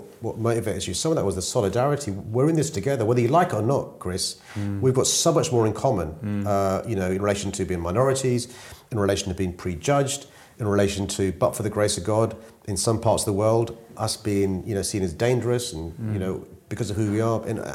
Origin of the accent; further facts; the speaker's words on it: London, United Kingdom; growing up in South London was a great experience for me